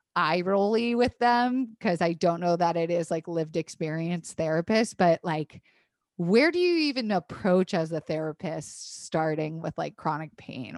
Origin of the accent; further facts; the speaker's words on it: Tampa, Florida, United States; moved away; I grew up in Florida. I went to public school in Florida